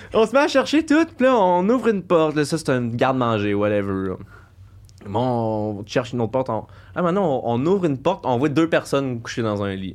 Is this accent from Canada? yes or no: yes; Coaticook, Quebec, Canada; je viens de Kwaticook, un coin très chasseur